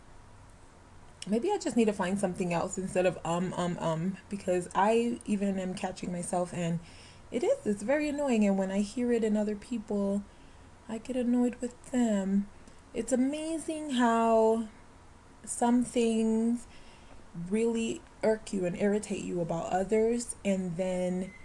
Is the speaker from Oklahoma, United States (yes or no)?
no; Florida, United States; moved away; I grew up in Florida.